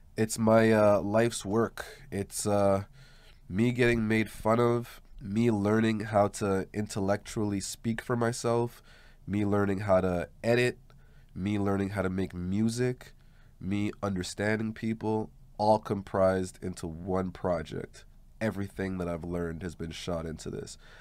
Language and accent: English; Montreal, Quebec, Canada; also born or lived in Verdun; Growing up in LaSalle